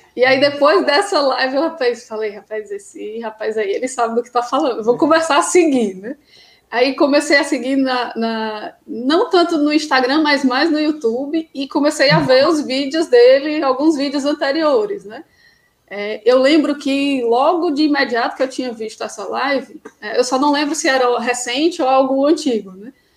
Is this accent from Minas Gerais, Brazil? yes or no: no; Ceará, Brazil; also born or lived in Crato; eu sou do Ceará, né? moro no interior do Ceará, numa cidade chamada Crato.